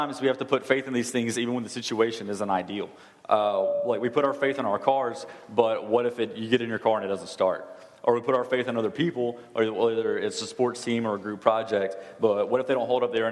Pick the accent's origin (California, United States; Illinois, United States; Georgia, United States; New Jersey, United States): Georgia, United States; Douglasville, Paulding County; When I was 10, we moved from Douglasville out to Pawling County with a little bit, like a month left of fifth grade.